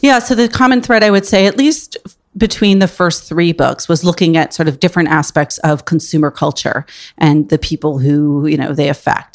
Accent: Port Washington, New York, United States; also born or lived in Upper West Side, New York City; I grew up on Long Island and in the city on the weekends

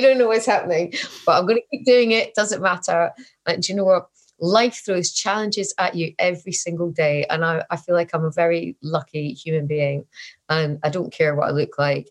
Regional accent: Scotland, United Kingdom; I'm Scottish, I'm getting old

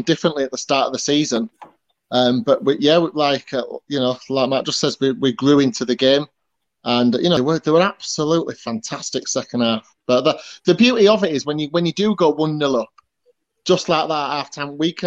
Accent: Leeds, Yorkshire and the Humber, United Kingdom; we're from different areas in Leeds

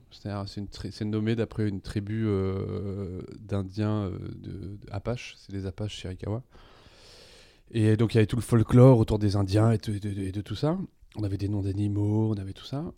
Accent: Nîmes, Occitania, France; je suis né à Nîmes

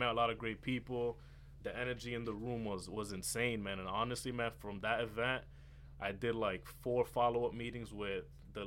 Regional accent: Lawrence, United States; I'm a kid from Lawrence. You know, grew up playing basketball.

